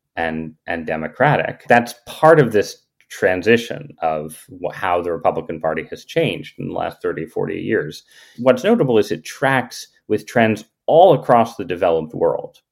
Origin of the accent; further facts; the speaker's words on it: New Haven, Connecticut, United States; also born or lived in San Francisco; I ended up growing up in southern Connecticut, uh, mostly in New Haven, Connecticut